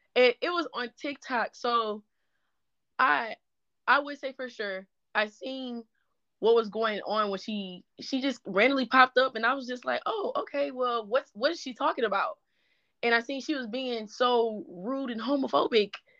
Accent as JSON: {"language": "English", "town": "Baton Rouge", "region": "Louisiana", "country": "United States", "said": "I'm from the South. I'm from Baton Rouge, Louisiana"}